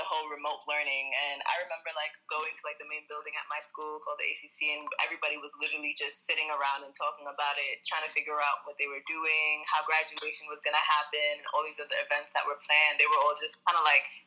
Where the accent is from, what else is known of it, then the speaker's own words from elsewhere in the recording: New York City, New York, United States; I'm from Brooklyn, New York